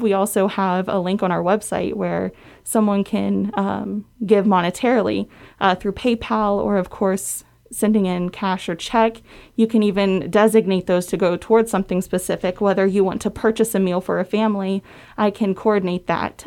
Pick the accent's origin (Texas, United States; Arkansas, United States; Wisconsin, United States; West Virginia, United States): West Virginia, United States; moved away as an adult; I came from West Virginia, born and raised, lived there all my life